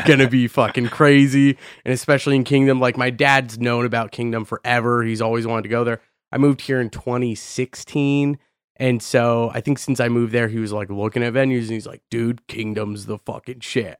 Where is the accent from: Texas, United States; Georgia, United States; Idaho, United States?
Idaho, United States; Boise; moved away; I'm from Boise, Idaho